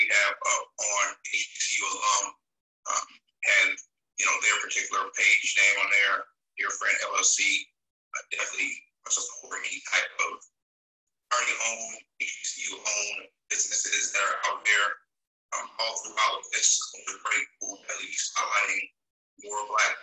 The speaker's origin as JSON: {"language": "English", "region": "the South", "country": "United States", "tie": "born or raised there", "said": "growing up in the South"}